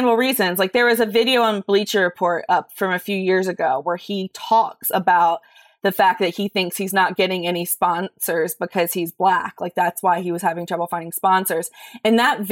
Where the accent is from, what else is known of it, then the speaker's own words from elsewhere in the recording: the South, United States; I grew up in the South